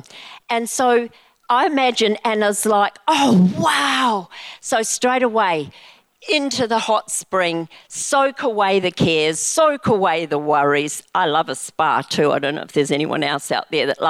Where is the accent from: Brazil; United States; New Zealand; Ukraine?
New Zealand; I grew up in New Zealand